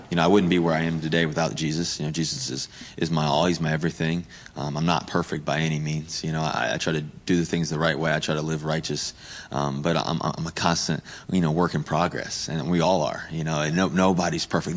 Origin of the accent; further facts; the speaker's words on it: Richmond, Virginia, United States; also born or lived in Cincinnati, Ohio; I was born in Cincinnati, Ohio, but I lived in Richmond my whole life, ever since, like, one or two.